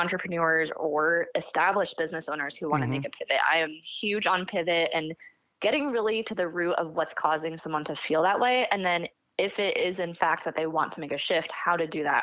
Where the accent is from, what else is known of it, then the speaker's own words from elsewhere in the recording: Seattle, Washington, United States; I grew up near Seattle, Washington. I still live in Washington